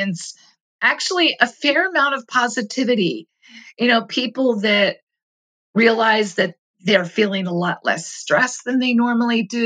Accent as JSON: {"language": "English", "country": "United States", "said": "As an American, you know, I grew up really understanding that civil liberties were part of what set us apart"}